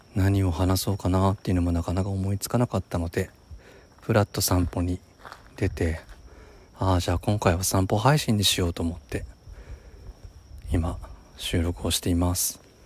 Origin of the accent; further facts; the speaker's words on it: Nagano, Japan; now in Tokyo, Japan; 長野県のその地元の小学校の同級生